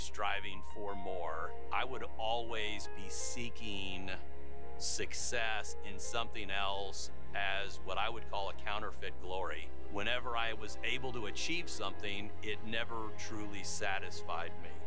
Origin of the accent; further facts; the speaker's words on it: California, United States; I grew up in California and I did not grow up in a Christian